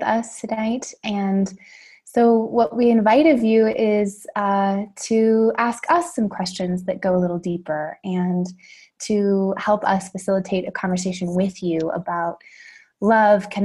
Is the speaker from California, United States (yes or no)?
yes; Santa Barbara, California, United States; I was back in my hometown, which is Santa Barbara, California.